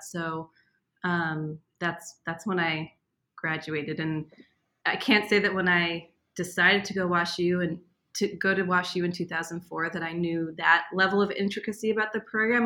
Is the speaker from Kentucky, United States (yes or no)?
no; Boston, Massachusetts, United States; moved away as an adult; also born or lived in St. Louis / Israel; I grew up in Boston